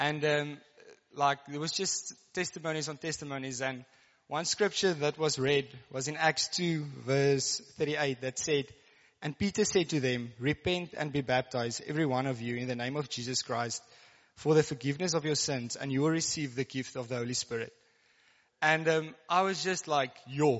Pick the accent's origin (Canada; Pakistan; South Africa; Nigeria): South Africa; Karoo; first language Afrikaans; English is a second language; I come from the Karoo, so I guess I'm like Afrikaans. So, if the English get a bit stuck, just bear with me.